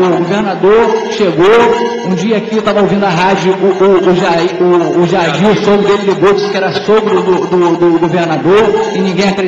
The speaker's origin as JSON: {"language": "Portuguese", "area": "Posse", "region": "Rio de Janeiro", "country": "Brazil", "tie": "born or raised there", "said": "a Posse é minha terra natal."}